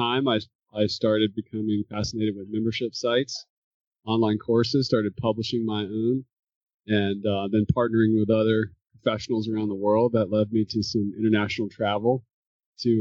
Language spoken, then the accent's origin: English; North Carolina, United States; also born or lived in Alaska; now in Maine, United States; I grew up in North Carolina.